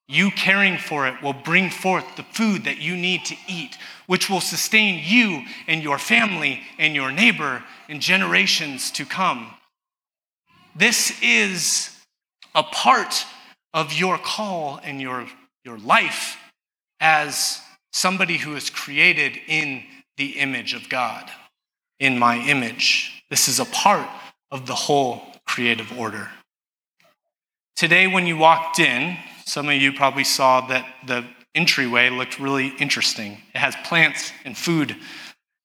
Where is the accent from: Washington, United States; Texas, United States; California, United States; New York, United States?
California, United States; Southern; I grew up in Southern California, where we didn't know what recycling was